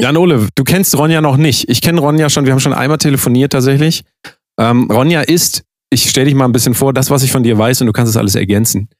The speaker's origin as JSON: {"language": "German", "area": "near Wetzlar", "region": "Hesse", "country": "Germany"}